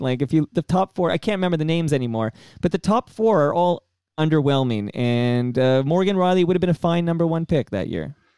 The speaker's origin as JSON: {"language": "English", "country": "Canada", "said": "as a Canadian"}